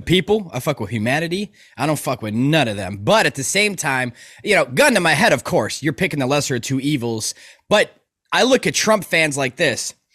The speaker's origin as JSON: {"language": "English", "town": "Chicago", "region": "Illinois", "country": "United States", "tie": "born or raised there", "said": "I'm from Chicago. okay, South Burbs, and, like, growing up"}